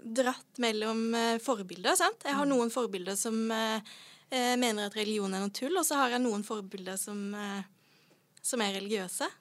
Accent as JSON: {"language": "Norwegian", "region": "Sørlandet", "country": "Norway", "said": "Jeg er fra Sørlandet."}